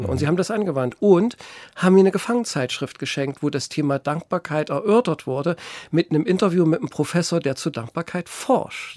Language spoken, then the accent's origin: German; Gotha, Thuringia, Germany; Und dann haben sie uns in ein katholisches Kinderheim in Sundhausen gesteckt. Das ist ein Dorf bei Gotha, äh, was jetzt Gotha eingegliedert ist. Und da habe ich dann circa zwölf Jahre gelebt, also bis ich die zehnte Klasse abgeschlossen hatte.